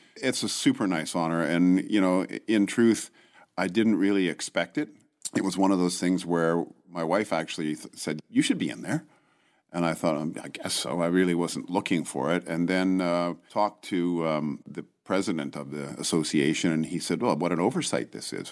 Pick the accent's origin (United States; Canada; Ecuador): Canada; Vancouver, British Columbia; moved away; Oh, Vancouver